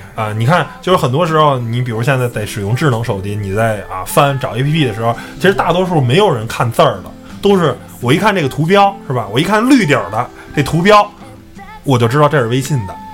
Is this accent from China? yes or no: yes; Beijing, China; 我也是一个北京人